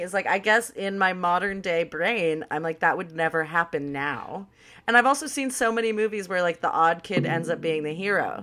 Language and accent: English; Los Angeles, California, United States; born or raised there